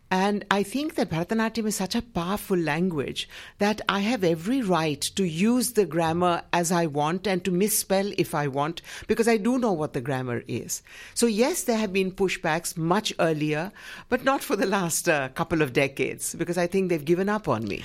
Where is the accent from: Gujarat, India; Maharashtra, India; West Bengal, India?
Gujarat, India; in my home state of Gujarat